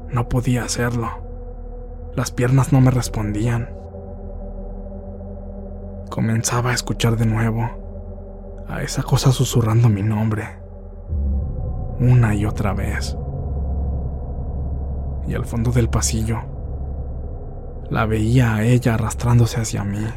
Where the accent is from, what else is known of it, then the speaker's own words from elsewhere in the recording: Zacatecas, Mexico; Yo soy del estado de Zacatecas.